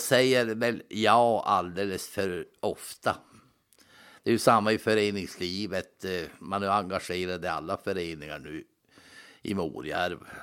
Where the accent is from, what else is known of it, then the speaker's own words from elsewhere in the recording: Norrbotten County, Sweden; also born or lived in Linköping; jag var ju ensam från Norrbotten